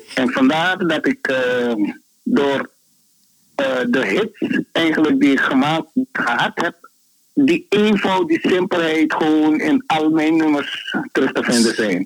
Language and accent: Dutch; Suriname; Ik ben opgegroeid in Suriname